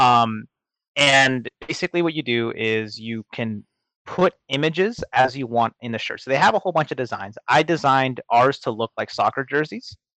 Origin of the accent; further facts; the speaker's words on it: Seattle, Washington, United States; moved away; my hometown in Seattle